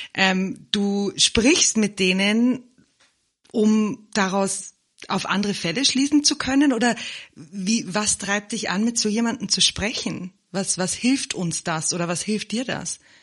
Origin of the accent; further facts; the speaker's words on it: Germany; now in South Africa; Ich bin ja im Moment in Südafrika und in Deutschland aufgewachsen